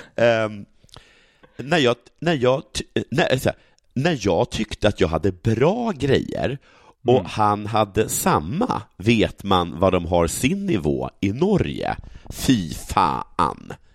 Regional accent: Sågmyra, Dalarna County, Sweden; en by bredvid Sågmyra, där jag kommer ifrån

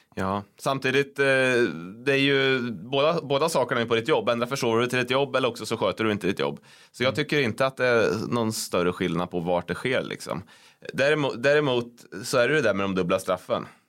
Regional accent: Degerfors, Örebro County, Sweden; jag växte upp i Degerfors

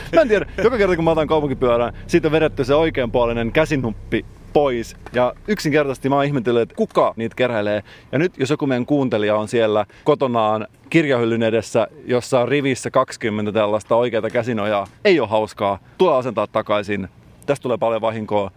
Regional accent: Salo, Southwest Finland, Finland; Mä itse tunnen tämän paikan hyvin, koska olen kotoisin sieltä seuralta

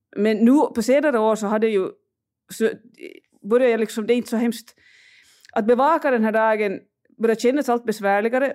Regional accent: Finland; now in Russia; för mig som finländare

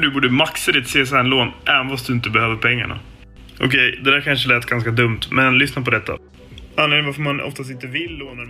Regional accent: Sala, Västmanland, Sweden; now in Växjö, Sweden; Jag kommer från eh, Sala, Västmanland bodde jag innan.

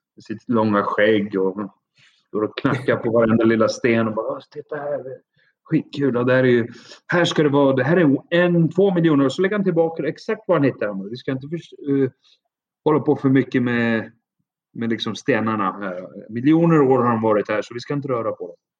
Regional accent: Uppsala, Uppsala County, Sweden; moved away as an adult; also born or lived in Athens, Greece; now in Crete, Greece; Jag är född och uppvuxen i Sverige med en mamma som är svenska och pappa som är från Iran. Ja. Uh, född och uppvuxen i, i Uppsala.

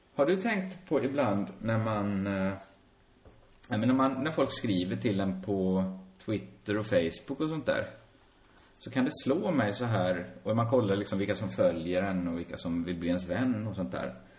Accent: Borås, Västra Götaland, Sweden; Själv växte jag upp inne i centrala Borås

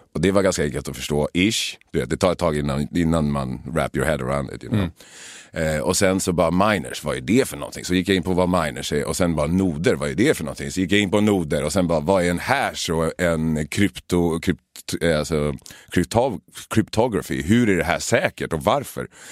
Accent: Sweden; moved away as an adult; also born or lived in Los Angeles, United States; Jag hade börjat trolla hemma i Sverige

